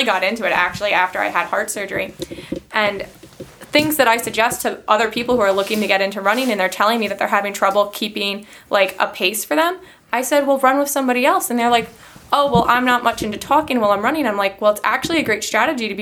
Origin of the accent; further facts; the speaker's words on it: Long Island, New York, United States; moved away as an adult; now in Rochester, United States; I'm from Long Island originally